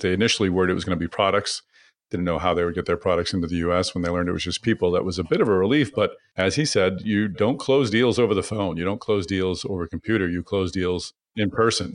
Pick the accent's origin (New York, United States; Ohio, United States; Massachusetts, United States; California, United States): Massachusetts, United States; Boston; in Boston, my hometown